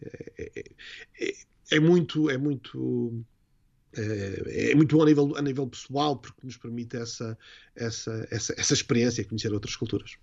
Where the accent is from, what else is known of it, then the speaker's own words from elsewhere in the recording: Vila do Conde, Norte, Portugal; moved away as an adult; also born or lived in London / Dublin / Lisbon; quando eu nasci e cresci, uh, nem sequer era cidade, era uma pequena vila, que era a Vila do Conde